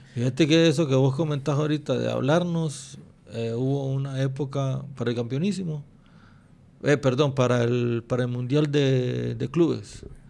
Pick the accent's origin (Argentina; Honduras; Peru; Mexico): Honduras; uno como hondureño